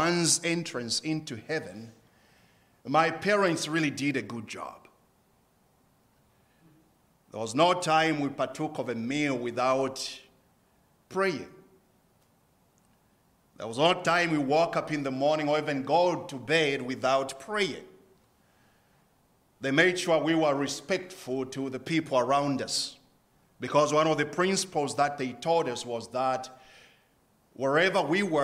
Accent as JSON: {"language": "English", "country": "Zambia", "tie": "born or raised there", "said": "I was born and bred in Zambia"}